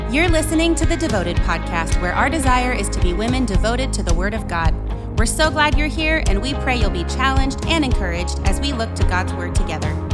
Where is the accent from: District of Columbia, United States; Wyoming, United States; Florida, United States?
Wyoming, United States; I'm from Wyoming, small town in Wyoming, and I was 4 or 5 when my dad was first elected